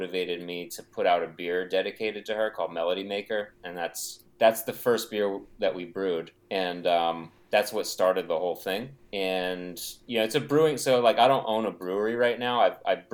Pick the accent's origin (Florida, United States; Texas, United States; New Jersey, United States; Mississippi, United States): New Jersey, United States; moved away as an adult; now in Massachusetts, United States; I'm from New Jersey originally, and I moved up here to Mass like 12 years ago